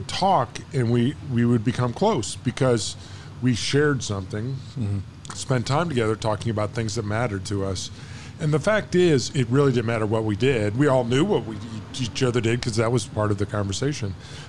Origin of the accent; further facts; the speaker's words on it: Illinois, United States; I'm from Illinois